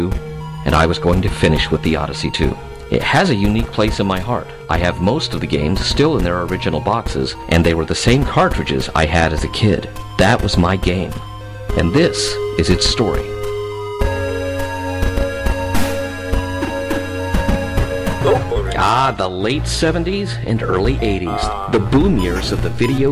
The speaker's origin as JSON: {"language": "English", "town": "Fort Smith", "region": "Arkansas", "country": "United States", "tie": "born or raised there", "said": "There were several arcades in my hometown of Fort Smith, Arkansas"}